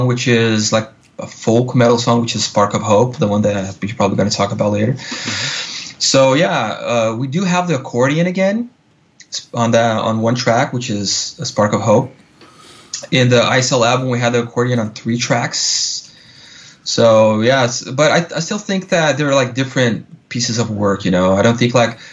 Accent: southern Brazil, Brazil; moved away as an adult; now in Los Angeles, United States; my home state is part of Brazil, the culture is closer to, you know, the culture of Uruguay and Argentina

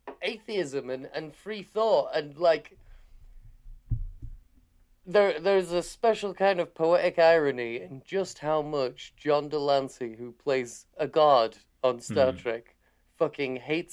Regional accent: Harrogate, Yorkshire and the Humber, United Kingdom; now in Leeds, United Kingdom; It was in my hometown of Harrogate. It used to be here in Leeds, where I live now.

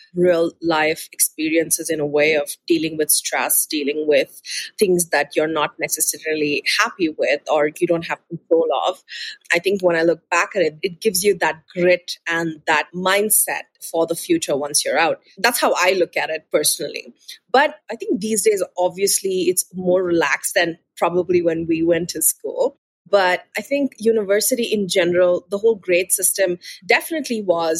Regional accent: Bangalore, Karnataka, India; moved away as an adult; also born or lived in Sydney, Australia; I'm born and raised in Bangalore. It's the city in the southern part of India.

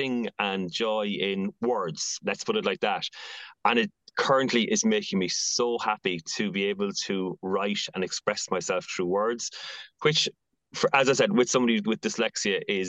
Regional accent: Athy, Leinster, Ireland; now in Dublin, Ireland; I've recently opened a pop-up shop in my hometown of Atai

